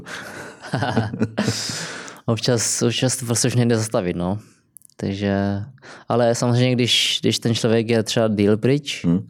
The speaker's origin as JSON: {"language": "Czech", "town": "Kroměříž", "region": "Zlín Region", "country": "Czechia", "tie": "born or raised there", "also_born_or_lived": "Brno", "moved": "as an adult", "lives_now": "London, United Kingdom", "said": "já jsem pracoval vlastně v Kroměříži, kde jsem vyrůstal"}